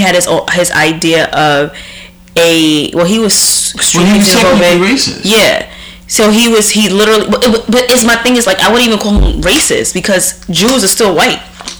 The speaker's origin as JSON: {"language": "English", "region": "Deep South", "country": "United States", "tie": "born or raised there", "said": "And when growing up in the Deep South, that's what racism was."}